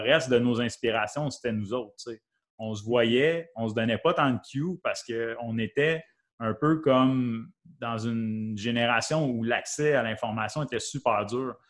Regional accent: Valcourt, Quebec, Canada; now in Sherbrooke, Canada; moi, je viens de Valcourt, je viens pas de Sherbrooke. Je viens de Valcourt

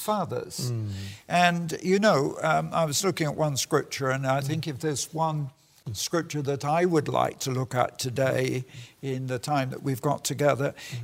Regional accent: United Kingdom; I'm British and proud of it.

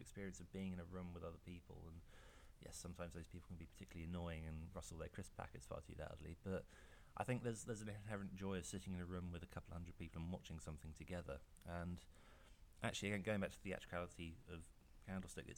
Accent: United Kingdom; it would be nice to have it released in my home country

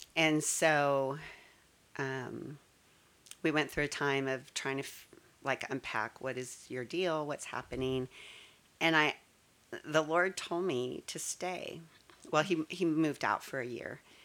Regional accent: Colorado, United States; also born or lived in Texas; now in Frisco, Texas, United States; I was born and raised in Colorado

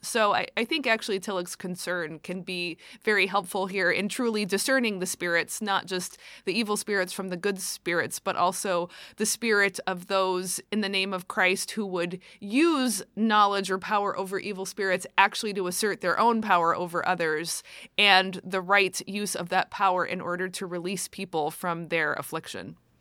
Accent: United States; as an American

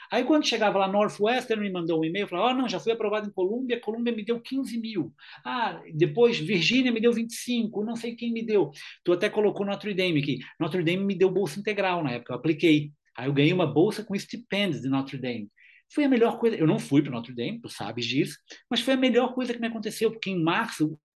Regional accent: Brazil; sou brasileiro.

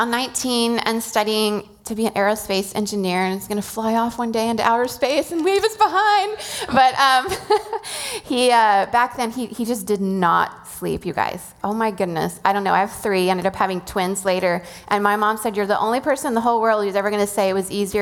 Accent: Venezuela; moved away; I grew up in Venezuela, and Semana Santa is a whole thing

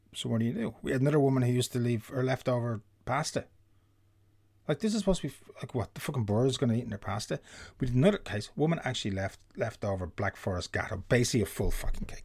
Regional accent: Ireland; being an Irishman

